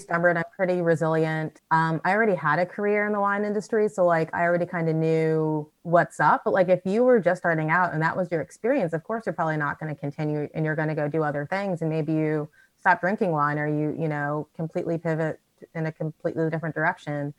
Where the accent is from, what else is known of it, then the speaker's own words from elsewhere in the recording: United States; moved away as an adult; also born or lived in Chicago / Sonoma; now in Auckland, New Zealand; I'm American